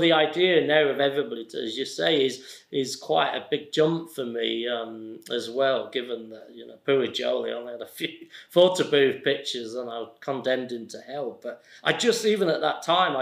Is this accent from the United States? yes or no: no; Accrington, North West England, United Kingdom; I'm from Accrington